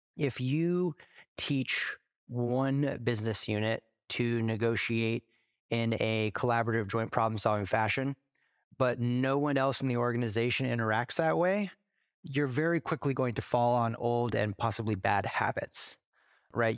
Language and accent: English; Alaska, United States; moved away as an adult; also born or lived in Dominican Republic; now in Seattle, United States; I grew up in Alaska, born and raised third generation Alaskan